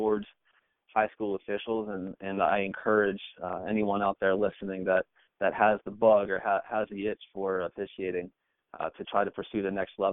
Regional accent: United States; I'm from the Cincinnati and Northern Kentucky area

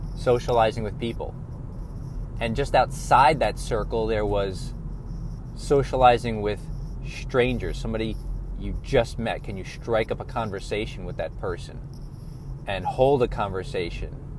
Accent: New York, United States; I was born and raised in New York

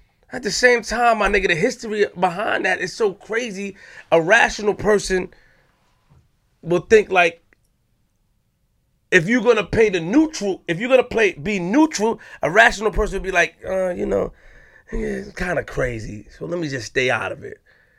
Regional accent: New York, United States; I'm from Linden the Far. I'm from North Side. Okay. I'm from Linden the Far.

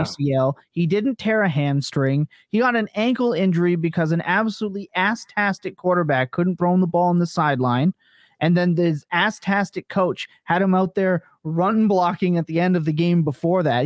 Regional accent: Eastern, East Coast, United States; accent: Eastern; my Eastern accent

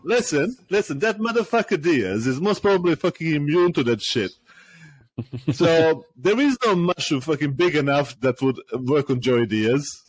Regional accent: Serbia; moved away as an adult; now in United Kingdom; I'm originally from Serbia. I lived the last 10, uh, 10 years, uh, 10, 12 years in uh, in the UK

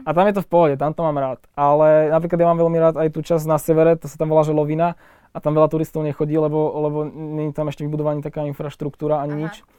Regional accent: Trenčín, Trenčín Region, Slovakia; som z Trenčina

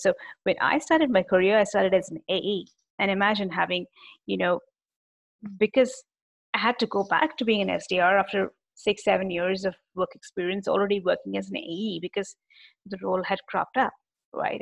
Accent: India; being an Indian

